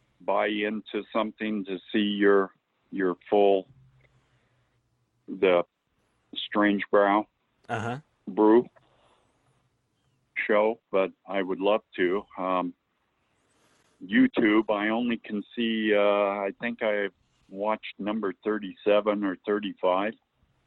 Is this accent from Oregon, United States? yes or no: yes; Mosby Creek, Oregon, United States; as a kid growing up in Al Mosby Creek